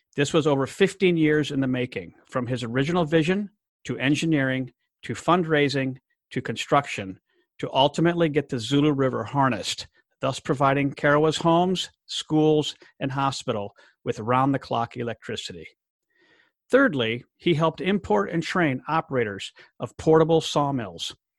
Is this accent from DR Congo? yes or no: yes; DR Congo; growing up in the Democratic Republic of Congo in Central Africa